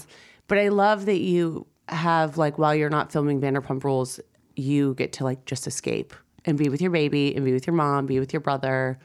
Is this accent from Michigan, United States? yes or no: yes; Michigan, United States; moved away as an adult; now in Los Angeles, United States; I'm from Michigan, and when I moved here